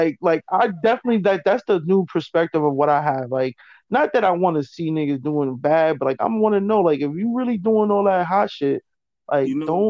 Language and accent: English; East Coast, United States; I'm from the East Coast, so like, I don't know how people gonna jock my style, how I talk